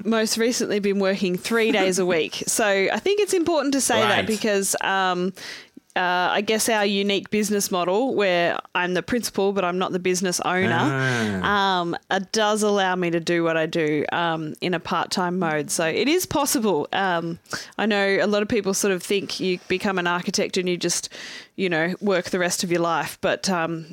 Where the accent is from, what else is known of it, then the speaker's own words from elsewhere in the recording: Corryong, Victoria, Australia; I'm from a very small town called Corryong. It's sort of halfway between Sydney and Melbourne